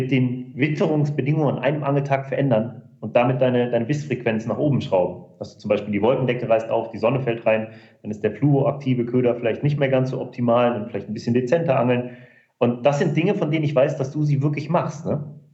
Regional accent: North Rhine-Westphalia, Germany; wir kommen jetzt beide aus Nordrhein-Westfalen, ähm, dass in unserer Region, sage ich mal, in unserem Großraum

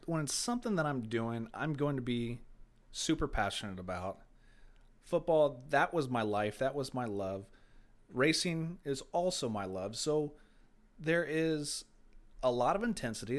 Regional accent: Brownsburg, Indiana, United States; also born or lived in Carmel, Indiana; I was born and raised in Carmel and, uh, Clay Terrace area, and I moved to Brownsburg in ninety-five

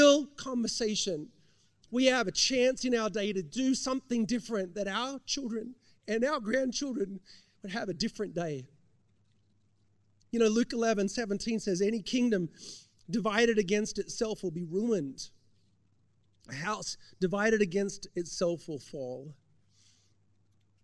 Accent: Australia; now in United States; growing up in Australia

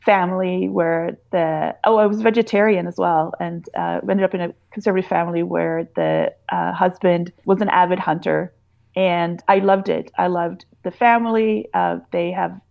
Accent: Sweden; moved away; I grew up in Sweden

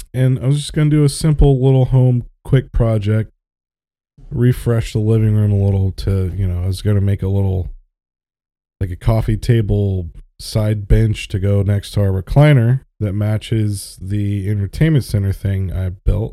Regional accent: Florida, United States; I grew up in Florida

